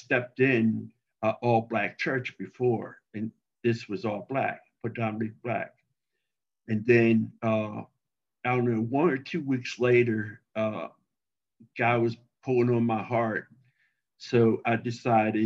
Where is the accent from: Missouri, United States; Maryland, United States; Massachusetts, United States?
Maryland, United States; Baltimore; now in Mansfield, Texas, United States; And I'm from Baltimore, Maryland, even though I haven't lived there since 1974, but that's where I'm from originally.